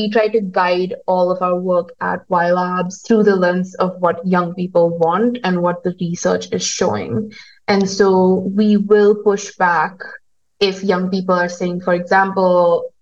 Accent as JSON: {"language": "English", "country": "India", "also_born_or_lived": "United States", "moved": "as an adult", "lives_now": "Kigali, Rwanda", "said": "I'm from India, I have lived in the US, I'm now living in Rwanda"}